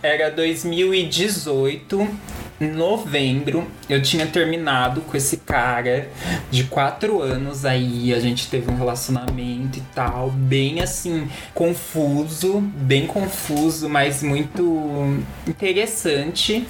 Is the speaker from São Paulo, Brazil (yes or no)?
yes; Itu, São Paulo, Brazil; moved away as an adult; now in São Paulo, Brazil; eu sou de Itu, interior de São Paulo, lá do mundo das vacas, do mato, bem tranquilo